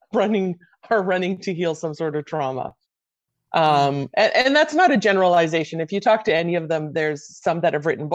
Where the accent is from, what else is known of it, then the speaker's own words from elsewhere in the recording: Canada; also born or lived in Croatia; I was born in Croatia and I came to Canada at 6